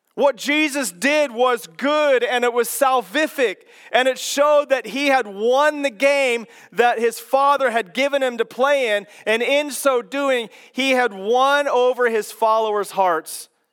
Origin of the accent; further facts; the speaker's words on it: Kansas, United States; moved away; I was born and raised in Kansas